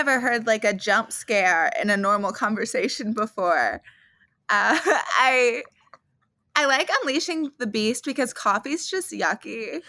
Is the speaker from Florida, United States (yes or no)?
no; Myrtle Beach, South Carolina, United States; moved away; also born or lived in Atlanta, Georgia / Boston; But I am from Myrtle Beach originally. And that's where I grew up. That's where my mom's lived her entire life.